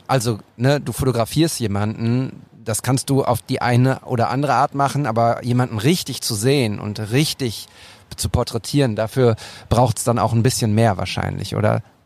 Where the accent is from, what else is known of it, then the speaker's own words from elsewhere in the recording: Bochum, North Rhine-Westphalia, Germany; meiner Heimat Bochum